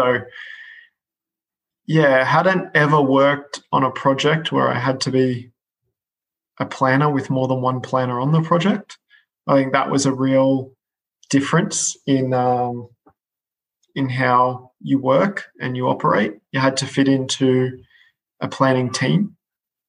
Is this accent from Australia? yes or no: yes; Australia; moved away as an adult; now in United Kingdom; as an Aussie moving over to the UK